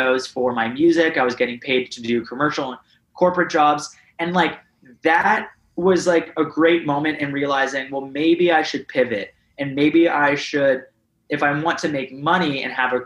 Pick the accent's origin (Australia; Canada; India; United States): Canada